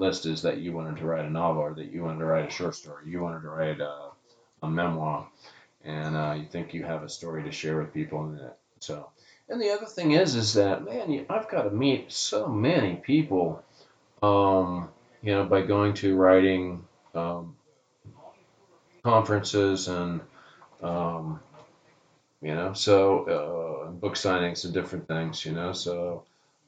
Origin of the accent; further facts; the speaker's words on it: Hutchinson, Kansas, United States; now in Covington, United States; I'm in my hometown of Hutchinson, Kansas